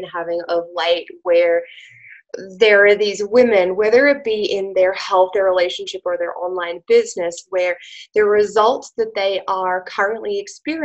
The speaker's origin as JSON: {"language": "English", "country": "Australia", "also_born_or_lived": "Italian Alps", "accent": "Australian", "moved": "yes", "lives_now": "Italy", "said": "I'm an Australian. Obviously, you can probably tell by my accent. I'm an Aussie. We live in the Italian Alps"}